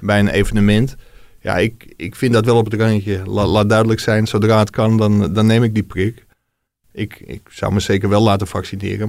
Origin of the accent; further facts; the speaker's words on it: Ilpendam, North Holland, Netherlands; ik kom uit Ilpendam, met, dat is een dorpje met heel veel Ajax-supporters